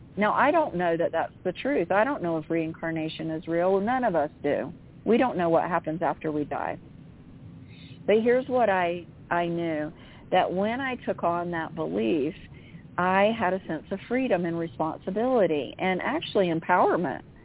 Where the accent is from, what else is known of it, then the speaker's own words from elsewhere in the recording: Central Florida, United States; I lived in Central Florida